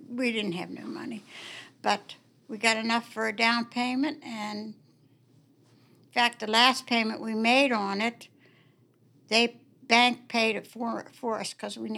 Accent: Warwood, West Virginia, United States; born there; I was born in Warwood. Warwood hasn't changed since I was a little girl.

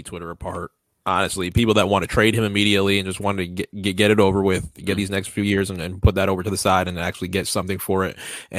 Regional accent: New York City, New York, United States; born there; I was born in the Bronx. In New York City.

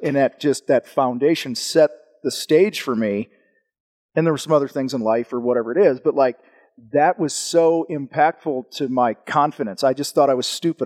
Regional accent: Wheaton, Illinois, United States; I grew up outside of Chicago, a town called Wheaton

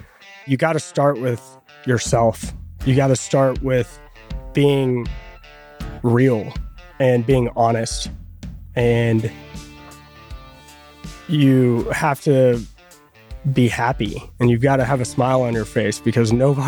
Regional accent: Fort Worth, Texas, United States; Yeah. So born and raised here in Fort Worth, Texas.

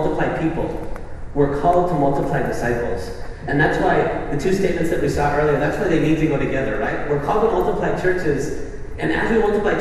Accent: Spain; We're all from Spain

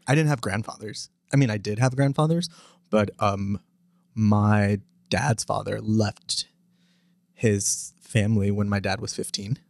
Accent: East Texas, United States; also born or lived in Los Angeles / Arlington, Texas / New York; I moved here when I was ten. I moved to East Texas and from Los Angeles and grew up in East Texas, but, uh, after, in the middle of high school, my family moved to Arlington

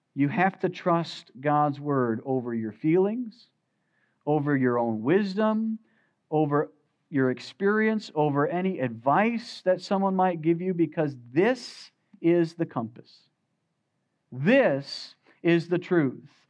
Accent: United States; As American Christians

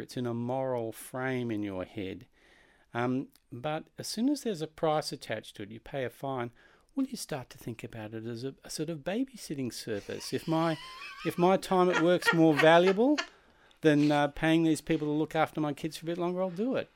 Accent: Australia; moved away; as an Australian

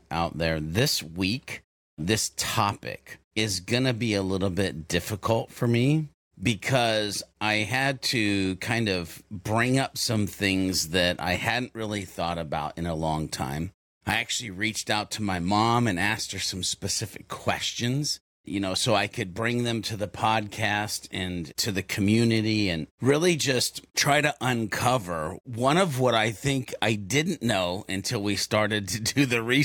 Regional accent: the South, Southern United States, United States; as a Southerner

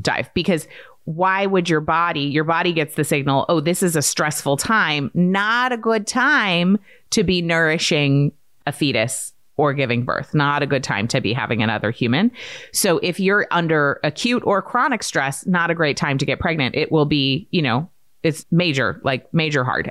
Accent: Maine, United States; I grew up in Maine

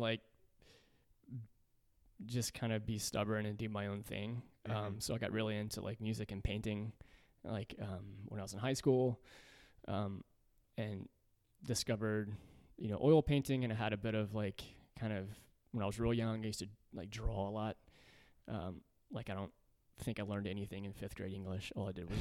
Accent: Centerville, Tennessee, United States; I grew up in a rural part of Middle Tennessee called Centerville

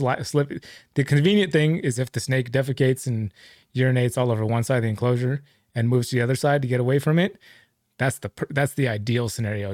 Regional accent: Livermore, California, United States; I grew up in Livermore

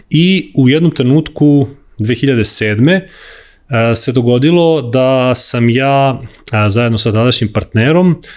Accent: Serbia; zato što si mhm. iz Srbije, to jest iz Jugoslavije tada.

